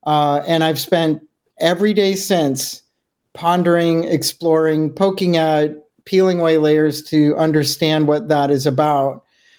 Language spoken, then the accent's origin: English; Juneau, Alaska, United States; Juneau, Alaska.